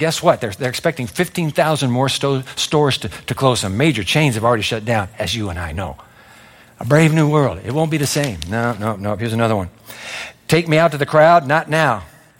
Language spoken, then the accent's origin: English; Japan; born there; I was born in Japan after the atomic bomb in Hiroshima